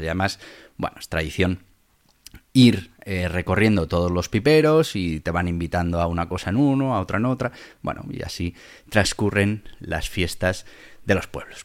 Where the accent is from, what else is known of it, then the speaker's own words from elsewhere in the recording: Madrid, Community of Madrid, Spain; also born or lived in Caparroso, Navarre; siempre eres el de Madrid